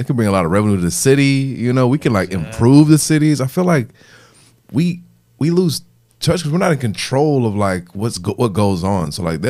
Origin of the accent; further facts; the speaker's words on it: Illinois, United States; I'm from Illinois.